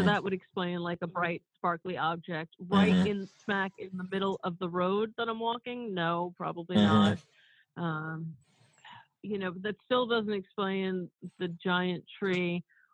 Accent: New York City, New York, United States; I grew up in Woodhaven, Queens

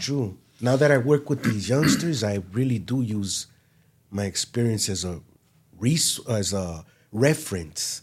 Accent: Los Angeles, California, United States; Born and raised in West L A.

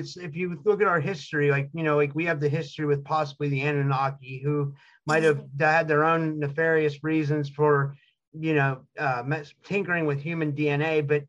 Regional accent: United States; my dad was Lebanese, but we're like as American as apple pie.

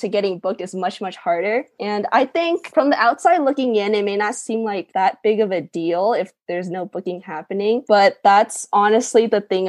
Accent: Houston, Texas, United States; now in Los Angeles, United States; I'm originally from Houston, Texas, and right now I live in Los Angeles, or the area around it

